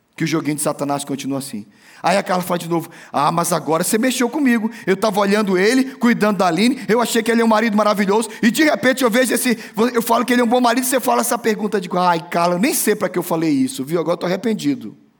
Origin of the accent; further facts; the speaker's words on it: Brazil; moved away; Eu conheço a minha terra e eu conheço o Nordeste